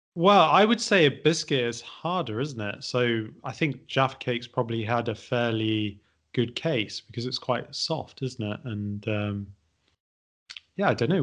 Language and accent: English; Midlands, United Kingdom; I'm from the Midlands